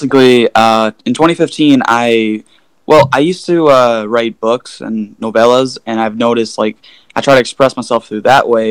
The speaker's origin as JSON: {"language": "English", "town": "Oak Forest", "region": "Illinois", "country": "United States", "said": "I am from Oak Forest, Illinois"}